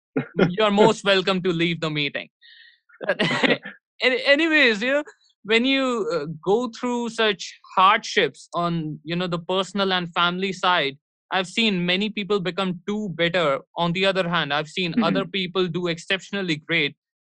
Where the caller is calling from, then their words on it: New Delhi, Delhi, India; I'm live from New Delhi, India. And it's so freaking cold that if during any part, yeah, I don't even feel like moving my limbs.